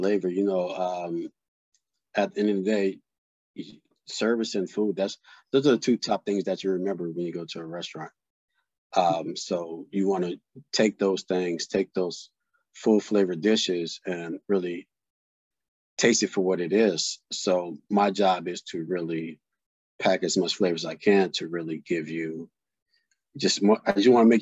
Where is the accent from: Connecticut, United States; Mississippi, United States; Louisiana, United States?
Louisiana, United States; New Orleans; Grew up in New Orleans, Louisiana. So I'm Southern bred.